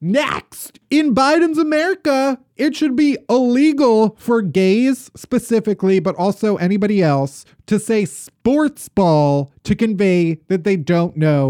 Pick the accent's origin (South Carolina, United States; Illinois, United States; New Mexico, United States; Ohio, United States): Illinois, United States; Chicago; And maybe it's because we're from Chicago, the suburbs.